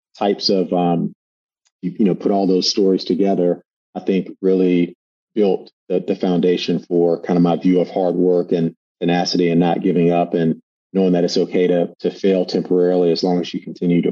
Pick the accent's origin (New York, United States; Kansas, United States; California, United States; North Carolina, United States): North Carolina, United States; Durham; moved away; I grew up in Durham, North Carolina